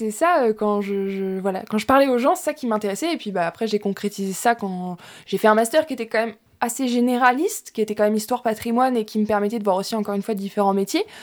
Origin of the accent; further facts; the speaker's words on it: Louviers, Normandy, France; moved away as an adult; now in Rouen, France; je viens de Louviers